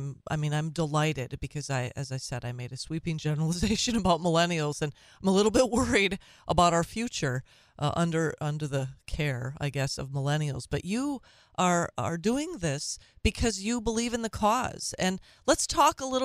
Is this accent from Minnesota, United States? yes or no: yes; Minnesota, United States; I'm from Minnesota and we drag out our O's